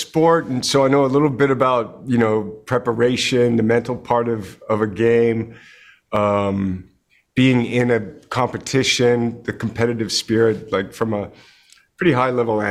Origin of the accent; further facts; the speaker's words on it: Canada; I grew up in Canada